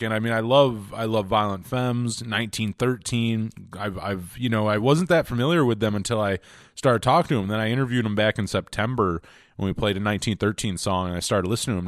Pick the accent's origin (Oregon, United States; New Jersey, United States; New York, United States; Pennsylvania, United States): New York, United States; I'm from New York State